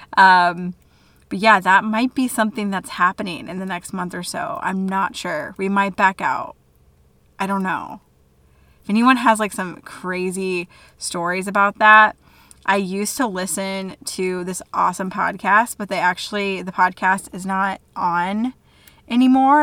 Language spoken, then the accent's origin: English; DeWitt, Iowa, United States; my hometown, DeWitt, Iowa